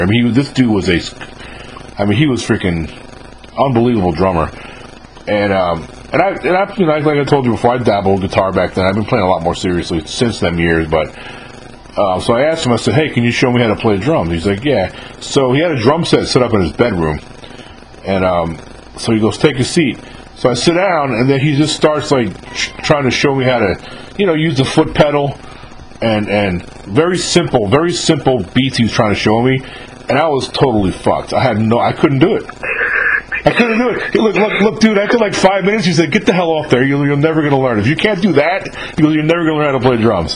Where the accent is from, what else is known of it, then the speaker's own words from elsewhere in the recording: New York, United States; now in Mississippi, United States; I grew up in New York, so I grew up going to Catholic churches